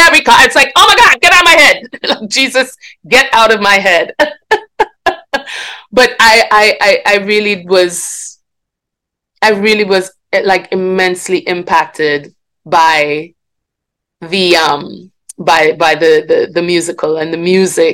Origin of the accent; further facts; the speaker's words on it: Grenada; also born or lived in Guyana; I grew up in Grenada, yes. I was actually born in Guyana in South America, mm-hmm. and moved to Grenada when I was very young. So that's where I grew up